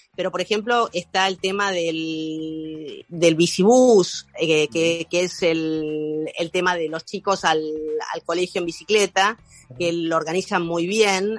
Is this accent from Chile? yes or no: no; Argentina; moved away as an adult; now in Barcelona, Spain; otro argentino. Argentinos somos una legión, estamos por todos lados